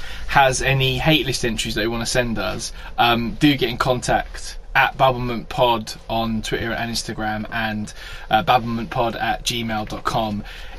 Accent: Scotland, United Kingdom; Now, it's, you know, I'm a Scottish man. Minus the accent now.

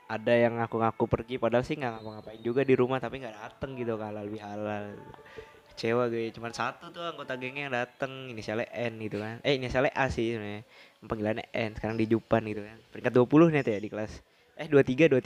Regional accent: Java, Indonesia; padahal gue orang Jawa asli gitu

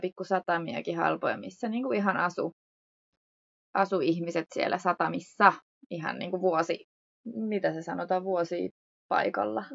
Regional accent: Hyvinkää, Uusimaa, Finland; moved away as an adult; also born or lived in Cyprus; kotosin me ollaan Hyvinkäältä.

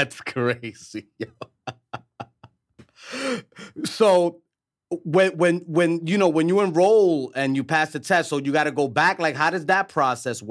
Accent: New York City, New York, United States; my brother, we grew up in East Harlem

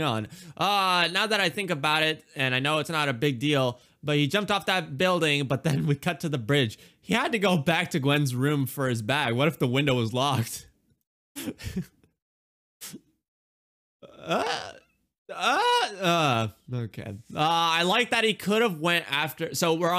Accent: India; I'm Indian

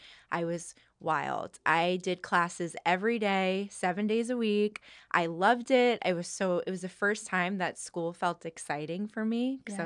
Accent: New Jersey, United States; I enjoyed my time growing up in New Jersey. I loved having access to New York whenever I wanted.

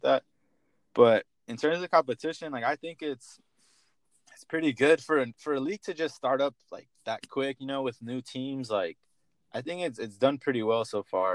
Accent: San Diego, California, United States; originally I'm from San Diego, so it's kind of nice to be home

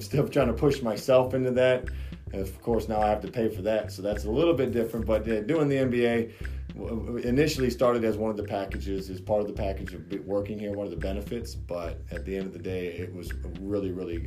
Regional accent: Haines City, Florida, United States; I'm from Haines City, from Polk County

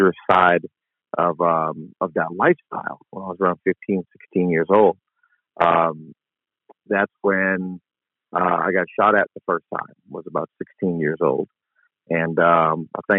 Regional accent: Jackson, Mississippi, United States; also born or lived in Compton, California; now in New Orleans, United States; We moved to West Jackson

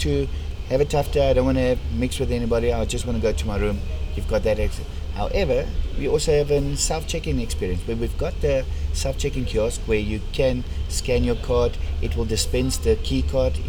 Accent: South Africa; accent: strong Afrikaans; my strong Afrikaans accent

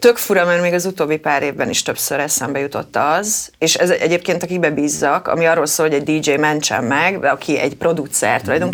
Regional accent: Kecskemét, Bács-Kiskun, Hungary

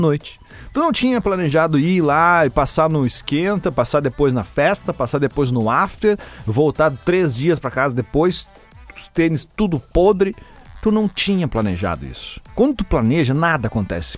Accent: Rio Grande do Sul, Brazil; a gente é gaúcho. Eu, ouvi, nós somos gaúchos

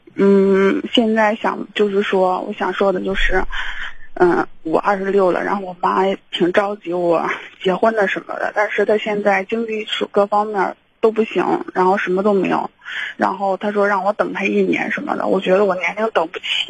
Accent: Henan, China; 我是河南这边儿的

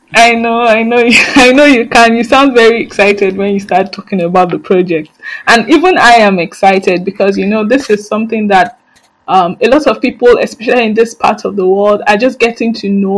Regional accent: Nigeria; I, as a Nigerian

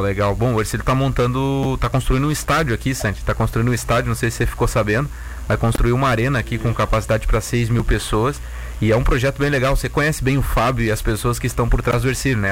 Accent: Vacaria, Rio Grande do Sul, Brazil; now in Tubarão, Brazil; eu sou natural de Vacaria

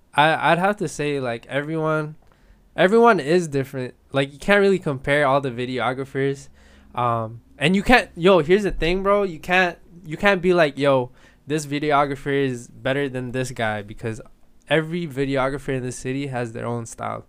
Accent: Edmonton, Alberta, Canada; also born or lived in Philippines; I'm from the Philippines, I came here when I was seven, but here in Edmonton

